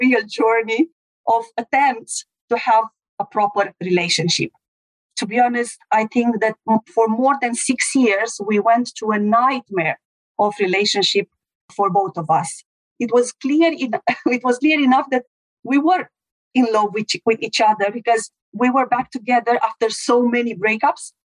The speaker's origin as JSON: {"language": "English", "country": "Romania", "said": "I'm from Romania"}